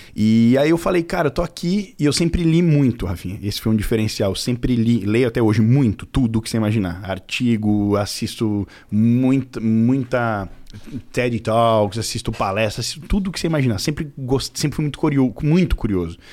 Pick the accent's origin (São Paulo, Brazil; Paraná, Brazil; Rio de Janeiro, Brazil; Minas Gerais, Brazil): São Paulo, Brazil; Carapicuíba; also born or lived in Cotia; eu nasci em Carapicuíba, depois Cotia, e agora eu moro na Granja Viana, que pertence a Carapicuíba ainda